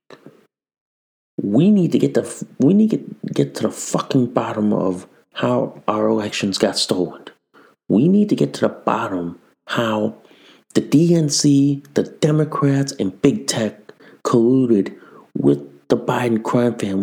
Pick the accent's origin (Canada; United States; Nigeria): United States; as an American citizen